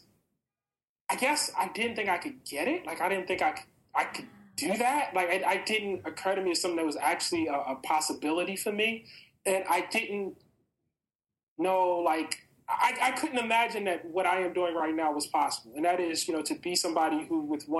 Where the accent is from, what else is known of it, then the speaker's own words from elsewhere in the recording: Baltimore, Maryland, United States; I was growing up in West Baltimore at that point in time